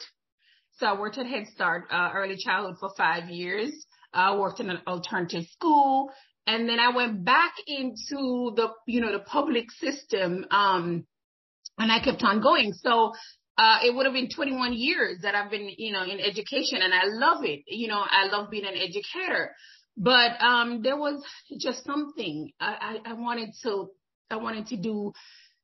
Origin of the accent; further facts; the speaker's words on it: Jamaica; moved away as an adult; now in United States; I'm originally from Jamaica